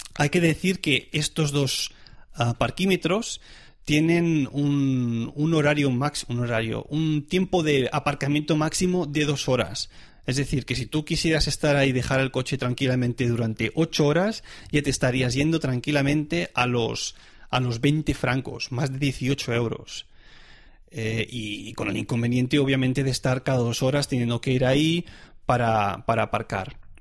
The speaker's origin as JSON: {"language": "Spanish", "country": "Spain", "moved": "yes", "lives_now": "Switzerland", "said": "yo soy español"}